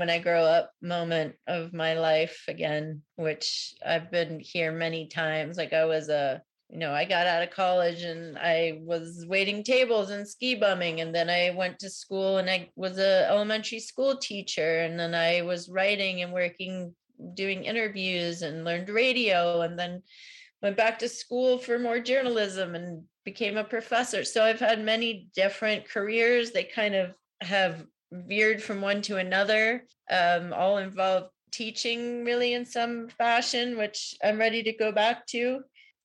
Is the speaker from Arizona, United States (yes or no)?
no; outside of New York City, United States; moved away as an adult; I grew up outside of New York City, and that's in my blood